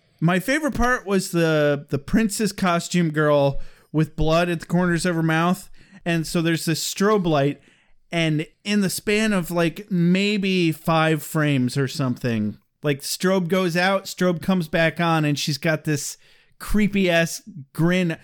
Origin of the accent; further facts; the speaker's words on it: Michigan, United States; we're from Michigan